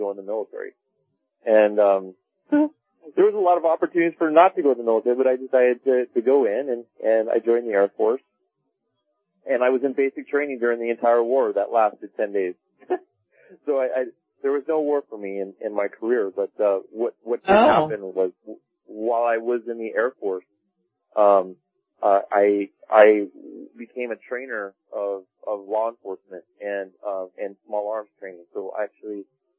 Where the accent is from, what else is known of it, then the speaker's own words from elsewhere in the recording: Laguna Beach, California, United States; I grew up in Laguna Beach, California